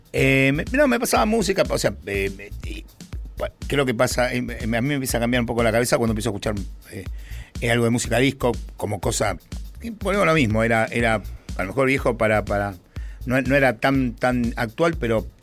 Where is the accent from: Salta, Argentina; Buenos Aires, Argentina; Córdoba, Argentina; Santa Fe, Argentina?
Buenos Aires, Argentina; Yo nací en Saavedra